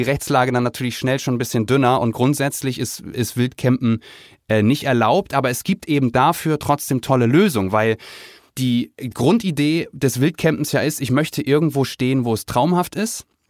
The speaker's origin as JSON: {"language": "German", "town": "Kiel", "region": "Schleswig-Holstein", "country": "Germany", "tie": "born or raised there", "said": "ich bin in, in Kiel groß geworden"}